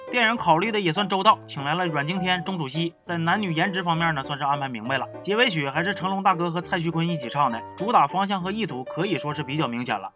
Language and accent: Chinese; Wuchang, Heilongjiang, China; moved away; 我老家五常一共就仨电影院